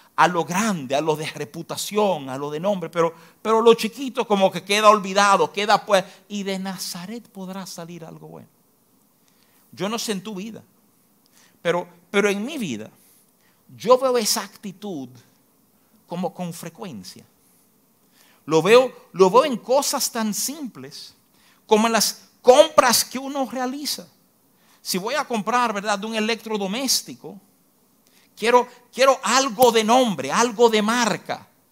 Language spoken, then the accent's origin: Spanish; Dominican Republic; como dominicano